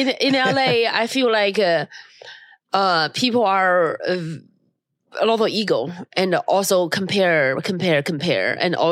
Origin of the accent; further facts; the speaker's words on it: China; English is a second language; now in United States; My hometown is very, very cold in China.